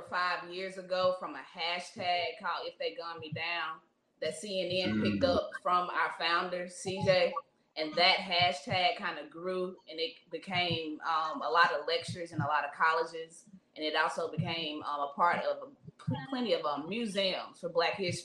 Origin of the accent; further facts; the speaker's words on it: Clarksdale, Mississippi, United States; moved away as an adult; now in Jackson, United States; I'm raised in the Delta, Clarksdale, Mississippi, to be exact. That's my hometown.